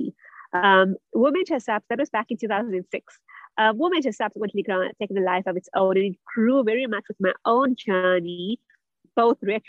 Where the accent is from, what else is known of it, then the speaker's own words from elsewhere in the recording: South Africa; also born or lived in Germany; I'm originally from South Africa, where I also studied.